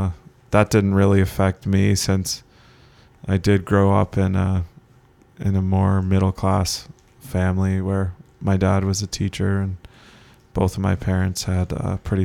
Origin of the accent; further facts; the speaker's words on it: Keswick, Ontario, Canada; especially when I went to Newmarket in grade 9, like people would just almost spit on me because I was from Keswick.